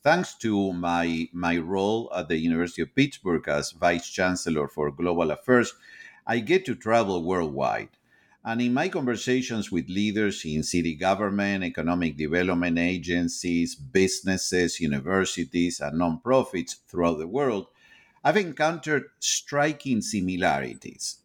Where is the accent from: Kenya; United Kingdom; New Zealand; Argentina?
Argentina; moved away as an adult; now in United States; I am originally from Argentina. I have, eh, been living in, in the United States, um, since the early nineteen nineties